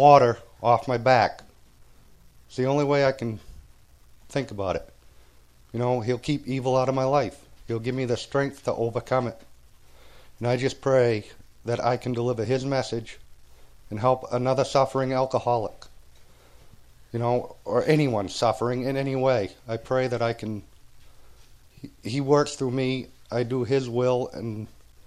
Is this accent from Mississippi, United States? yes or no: no; Maine, United States; I'm from Maine.